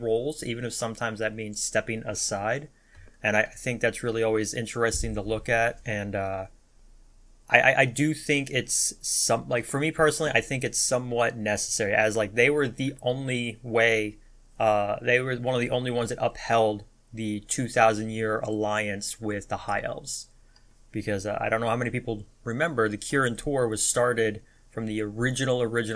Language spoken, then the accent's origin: English; United States; My being an American